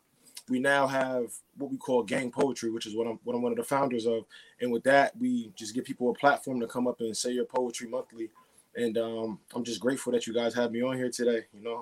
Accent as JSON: {"language": "English", "town": "Bridgeport", "region": "Connecticut", "country": "United States", "tie": "born or raised there", "said": "born and raised in Bridgeport, Connecticut."}